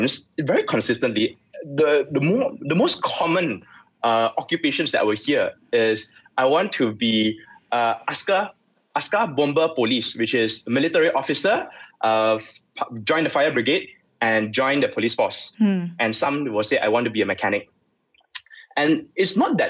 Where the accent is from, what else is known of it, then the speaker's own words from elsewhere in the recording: Subang Jaya, Selangor, Malaysia; I grew up in Subang, Subang Sagway